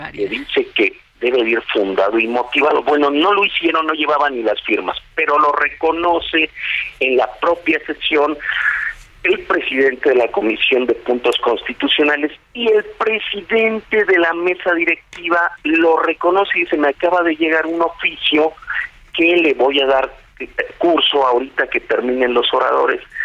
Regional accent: Mexico; also born or lived in Nezahualcóyotl, State of Mexico; somos mexicanos

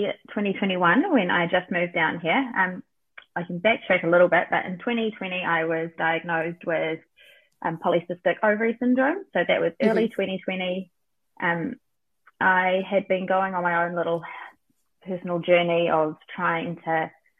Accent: Auckland, New Zealand; moved away as an adult; now in Hawke's Bay, New Zealand; I'm from Auckland

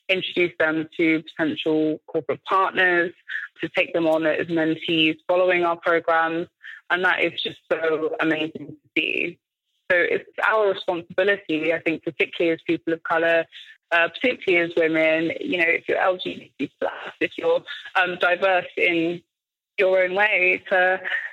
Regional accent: London, United Kingdom; I grew up in Tottenham in North London

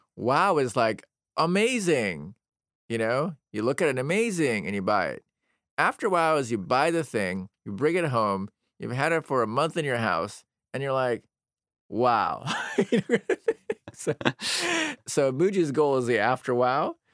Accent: United States; I'm an American

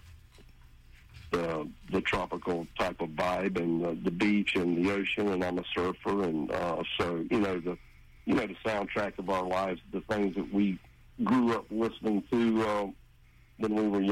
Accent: Jacksonville, Florida, United States; also born or lived in St. Augustine, Florida / Yulee, Florida; I was born in Jacksonville

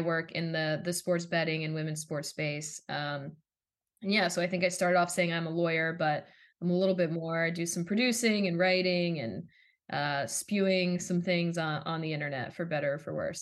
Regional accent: Philadelphia, Pennsylvania, United States; I grew up in the Philadelphia area

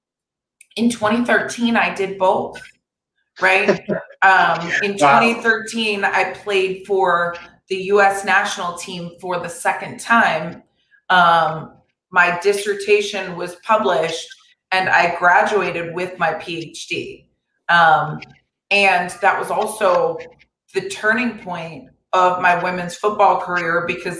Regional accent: Florida, United States; now in Los Angeles, United States; my home state of Florida

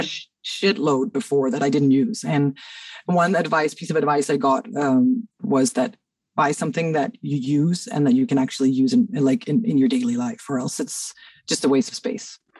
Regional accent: Cairo, Cairo Governorate, Egypt; moved away as an adult; now in Denmark; I grew up in Cairo, but I moved here

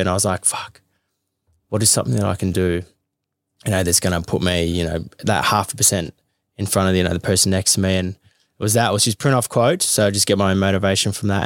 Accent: Melbourne, Victoria, Australia; I grew up in Carlton, which was probably the closest gym near home.

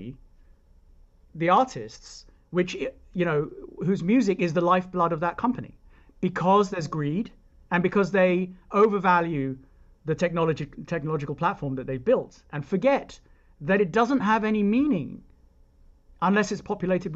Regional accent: United Kingdom; now in United States; I'm British, and therefore I grew up believing that it's not a bad thing

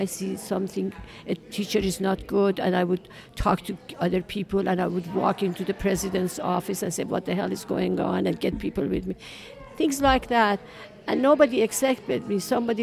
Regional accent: Iran; now in United States; I was born in Iran in 1947

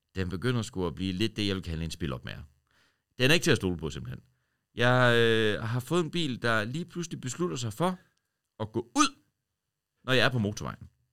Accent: Horsens, Central Denmark Region, Denmark; now in Copenhagen, Denmark; var jeg hele vejen over øh, hjemme i Horsens

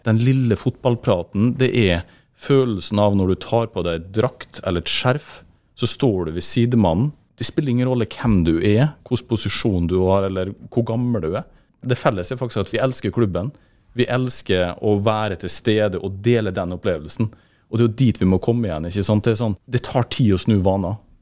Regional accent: Molde, Møre og Romsdal, Norway; born or raised there; also born or lived in England

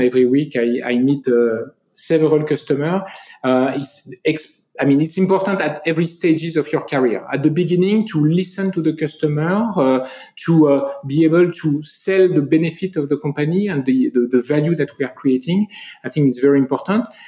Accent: France; accent: French; English is a second language; if you listen to me you'll get my french accent

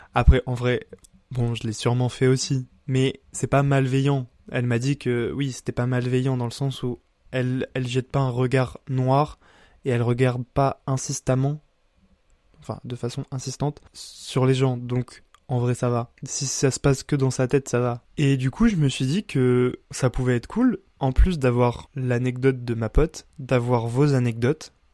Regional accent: Bar-le-Duc, Grand Est, France; dans une petite ville de 15 000 habitants comme euh, chez moi à Bar-le-Duc

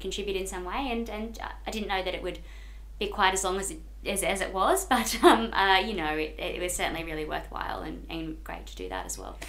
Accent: Brisbane, Queensland, Australia; I grew up in Queensland

